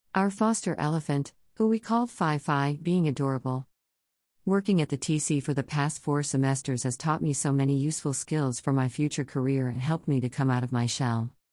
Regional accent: Houston, Texas, United States; I was born and raised in Houston, Texas

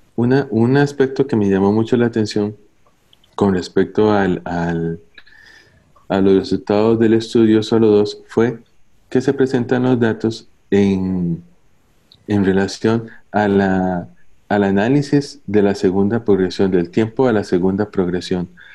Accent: Costa Rica; soy oncólogo médico de Costa Rica, trabajo para la Seguridad Social en el Hospital México

